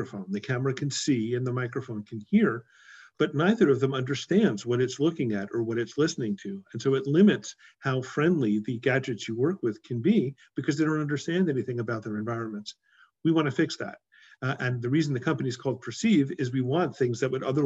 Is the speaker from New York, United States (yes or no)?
yes; New York, United States; moved away as an adult; also born or lived in Princeton; now in Silicon Valley, United States; I grew up in New York.